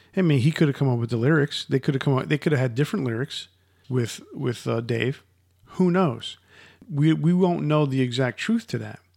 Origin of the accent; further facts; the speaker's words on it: United States; Growing up in the Cold War era of the United States